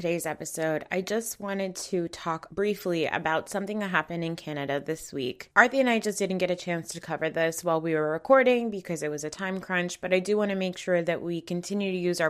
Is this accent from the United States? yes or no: yes; United States; as a Muslim, as a Pakistani American